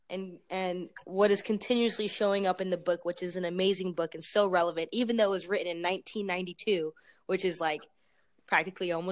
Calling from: Tucson, Arizona, United States; Okay, well I'm I'm calling from Arizona.

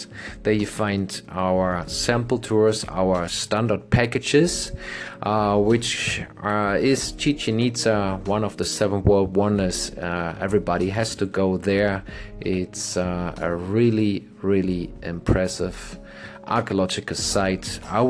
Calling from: Playa del Carmen, Quintana Roo, Mexico; English is a second language; Playa del Carmen, beautiful town, which I'm calling my hometown now since 6 years.

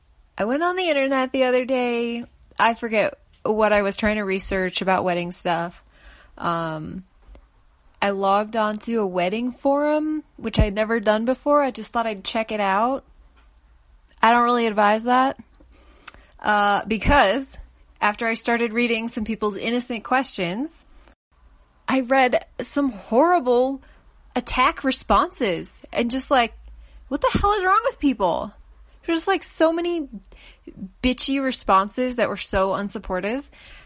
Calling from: Colorado, United States; I'm calling from Colorado, which is right in the middle of the United States.

